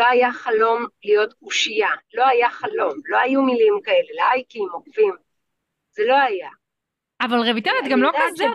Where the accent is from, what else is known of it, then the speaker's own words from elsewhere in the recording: Tel Aviv, Tel Aviv District, Israel; אני דתייה, כן. גדלתי mm-hmm. כזה בתל אביב, תיכון דתי, כיתות רק של בנות, בני עקיבא